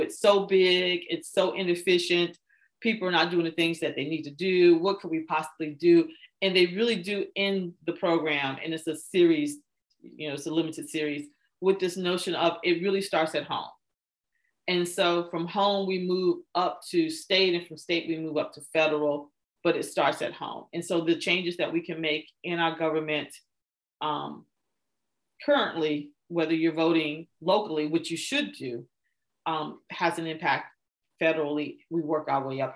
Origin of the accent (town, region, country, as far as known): United States